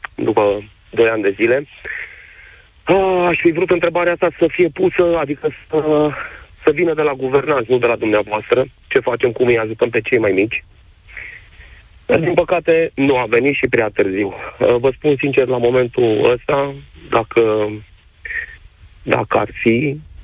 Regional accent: Bacău, Bacău County, Romania; also born or lived in Suceava; în Suceava, cu toate că sunt din Bacău

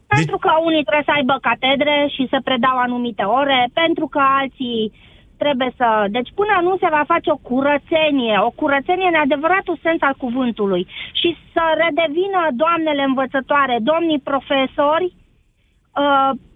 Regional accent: Oradea, Bihor County, Romania; sunt din Oradea mai exact

